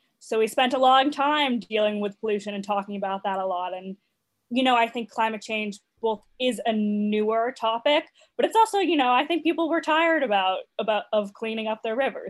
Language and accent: English; Vermont, United States; my home state of Vermont